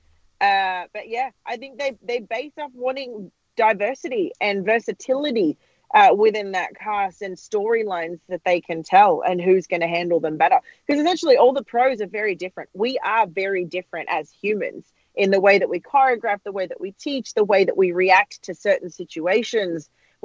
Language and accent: English; Australia; moved away as an adult; I'm Australian